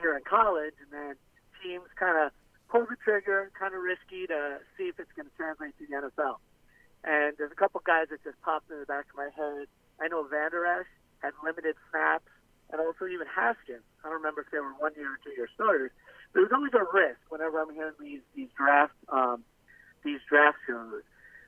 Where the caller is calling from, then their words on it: Florida, United States; Hey, this is … from the Florida Keys.